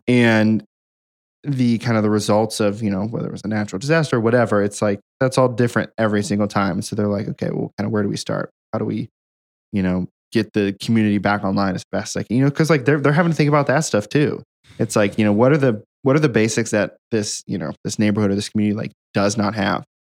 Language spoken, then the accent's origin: English; Hamilton, Ohio, United States; moved away; my hometown of Hamilton, Ohio